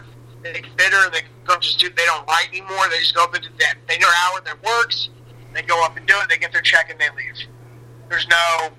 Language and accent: English; Gainesville, Florida, United States; now in Los Angeles, United States; Gainesville. The only Democratic county, I think, in the state.